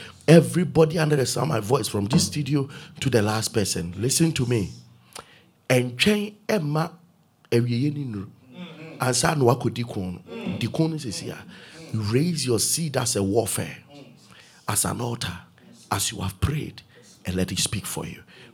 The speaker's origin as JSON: {"language": "English", "country": "Ghana", "said": "I'm a Ghanaian. I'm in Ghana."}